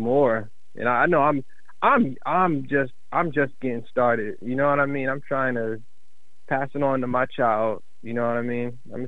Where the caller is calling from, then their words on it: Bay City, Michigan, United States; I'm currently calling from Bay City, Michigan.